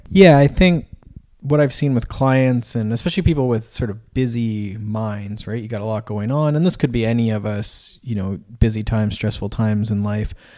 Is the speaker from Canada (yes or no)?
yes; Canada; I'm from Canada